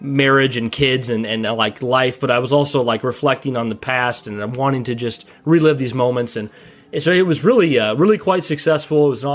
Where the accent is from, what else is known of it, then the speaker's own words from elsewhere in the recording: United States; moved away; I don't live there now, but we're from the Quad Cities in the Illinois, Iowa area